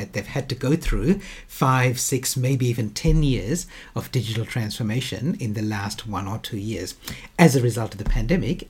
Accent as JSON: {"language": "English", "region": "Western Australia", "country": "Australia", "said": "my home state of Western Australia"}